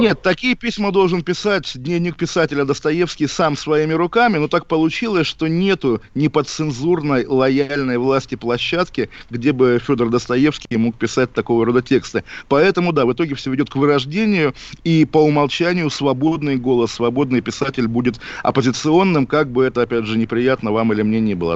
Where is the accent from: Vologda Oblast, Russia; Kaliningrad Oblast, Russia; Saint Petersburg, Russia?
Kaliningrad Oblast, Russia; Kaliningrad; мой родной город Калининград